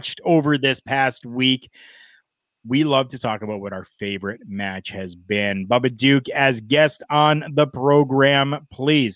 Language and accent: English; Canada; we're Canadian